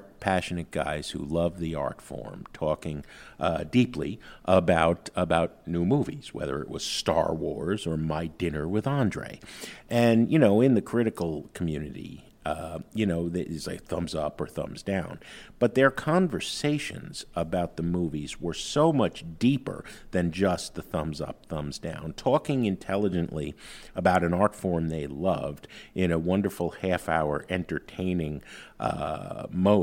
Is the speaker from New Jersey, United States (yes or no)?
yes; Jersey City, New Jersey, United States; I grew up in Jersey City, right across the river from Manhattan